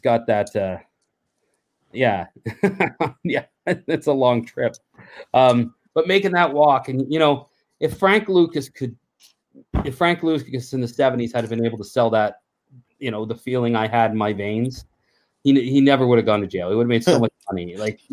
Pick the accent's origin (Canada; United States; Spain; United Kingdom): Canada; we're from Canada